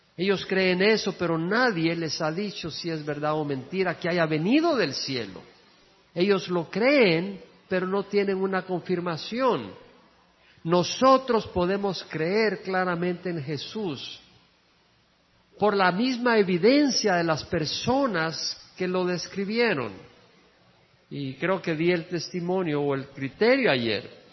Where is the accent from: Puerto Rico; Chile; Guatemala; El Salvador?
El Salvador; moved away as an adult; also born or lived in Georgia, United States; cuando salí del El Salvador, llegué a Georgia